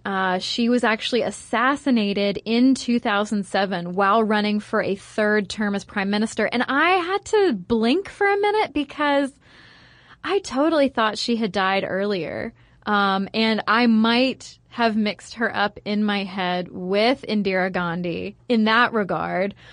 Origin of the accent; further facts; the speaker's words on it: United States; I'm American